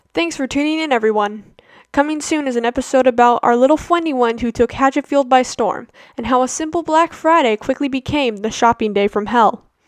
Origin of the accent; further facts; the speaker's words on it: New Zealand; I'm from New Zealand, not Australia